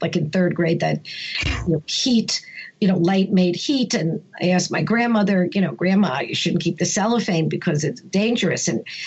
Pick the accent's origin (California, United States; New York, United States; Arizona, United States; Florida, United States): New York, United States; New York City; also born or lived in England; now in Connecticut, United States; I grew up in Brooklyn on Ocean Avenue in Sheepshead Bay, and I was born in 1957.